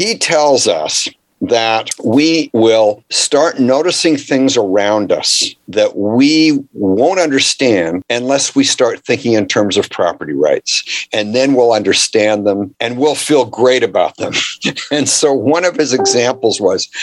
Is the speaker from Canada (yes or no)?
yes; Canada; I grew up in Canada